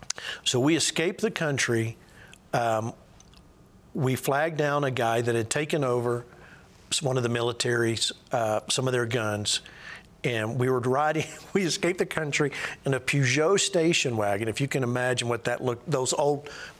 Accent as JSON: {"language": "English", "country": "United States", "said": "as long as I don't open my mouth, they don't know if I'm from America"}